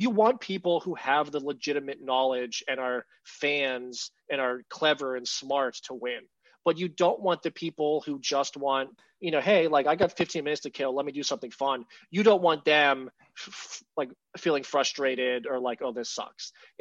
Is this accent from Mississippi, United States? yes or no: no; Pittsburgh, Pennsylvania, United States; I grew up in Pittsburgh